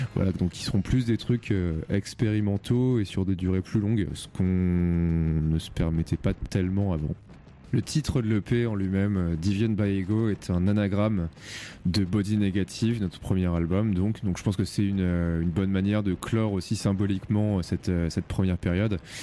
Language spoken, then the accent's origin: French; Rouen, Normandy, France; on vient de Rouen.